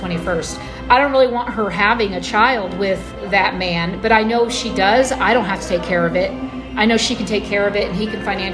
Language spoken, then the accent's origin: English; Wichita, Kansas, United States; Wichita, Kansas